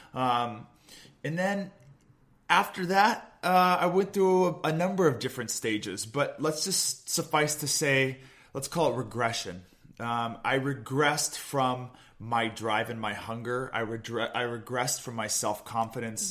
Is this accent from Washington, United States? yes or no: yes; Olympia, Washington, United States; also born or lived in Midwest; I'm from Olympia, Washington. Uh, grew up just a, uh, a beautiful 30 minute drive south of where I met Catherine in Gig Harbor